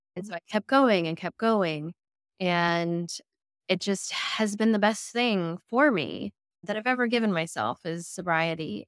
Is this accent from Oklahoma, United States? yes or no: no; Middle Tennessee, United States; also born or lived in New York City, United States / Murfreesboro, Tennessee; I'm a ninth generation Middle Tennessee girly